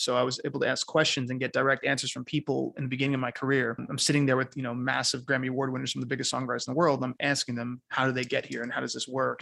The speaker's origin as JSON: {"language": "English", "region": "New York", "country": "United States", "tie": "born or raised there", "moved": "yes", "lives_now": "Costa Rica", "said": "I was raised in New York"}